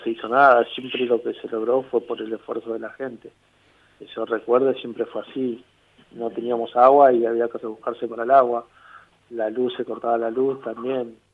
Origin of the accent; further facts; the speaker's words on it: Villa Azul, Buenos Aires Province, Argentina; Crecí en Villa Sur, crecí en Villa Sur, yo me crié en Villa Azul.